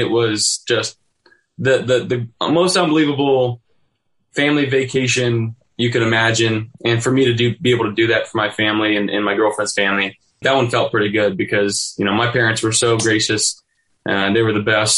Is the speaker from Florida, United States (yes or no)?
no; California, United States; moved away as an adult; now in Buffalo, United States; I'll have quite a few people from my hometown there.